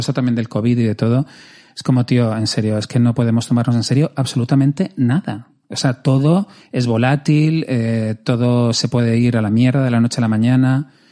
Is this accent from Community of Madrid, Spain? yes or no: yes; Madrid, Community of Madrid, Spain; yo que soy madrileño